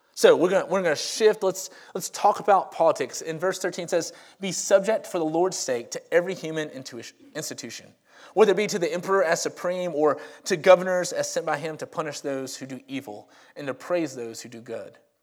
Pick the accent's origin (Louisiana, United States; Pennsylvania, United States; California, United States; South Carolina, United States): Louisiana, United States; Monroe; also born or lived in Crestwood; now in Homewood, United States; I am from Monroe, Louisiana, and that is the home of Duck Dynasty. But I grew up, um, I'm in my mid-thirties